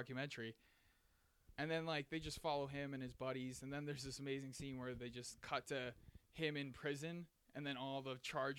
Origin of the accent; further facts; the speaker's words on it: Lowell, Massachusetts, United States; the town I'm from Lowell, Massachusetts